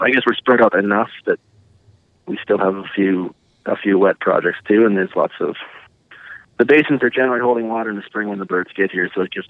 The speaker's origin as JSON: {"language": "English", "town": "Drake", "region": "Saskatchewan", "country": "Canada", "tie": "born or raised there", "said": "I grew up in a little town called Drake, which is also just west of Quills."}